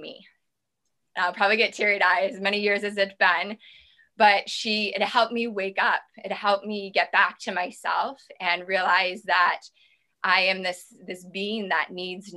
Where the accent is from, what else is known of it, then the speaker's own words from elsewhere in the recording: Midwest, United States; I come from the Midwest, and I come from a place of, you know, we didn't eat so great growing up.